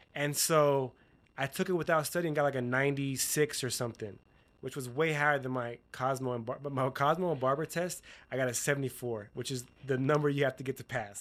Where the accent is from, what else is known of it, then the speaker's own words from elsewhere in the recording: Utah, United States; I'm from Utah